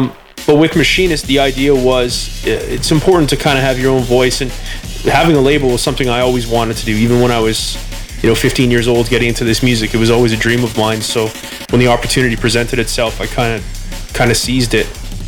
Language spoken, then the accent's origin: English; Edmonton, Alberta, Canada; also born or lived in Toronto; Edmonton. I've actually just recently moved back here just to be around my family for a while.